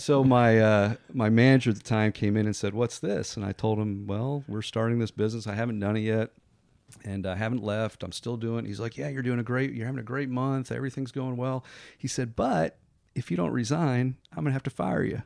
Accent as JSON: {"language": "English", "region": "Connecticut", "country": "United States", "tie": "born or raised there", "moved": "as an adult", "lives_now": "Pensacola, United States", "said": "I grew up in Connecticut, came down here to go to college"}